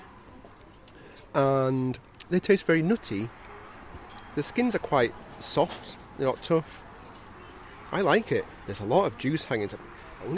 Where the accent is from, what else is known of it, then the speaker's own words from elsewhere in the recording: Leeds, Yorkshire and the Humber, United Kingdom; I'm from Leeds.